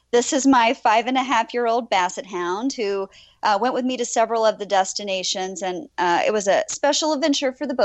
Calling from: Ridgway, Pennsylvania, United States; Uh, Ridgway.

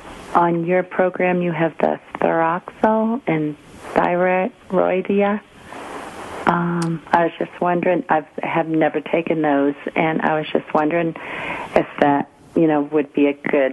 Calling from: Georgia, United States

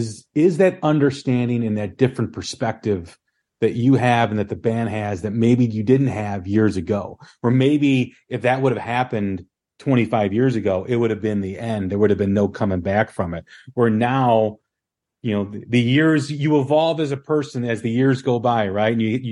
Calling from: Illinois, United States; I'm outside of Chicago.

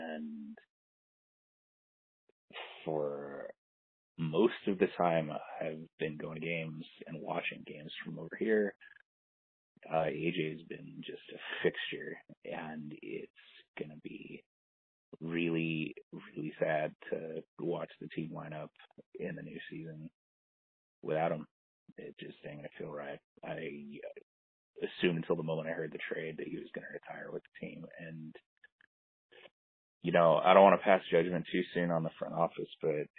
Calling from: Berlin, Germany; also born or lived in Los Angeles; I'm calling from Berlin, Germany.

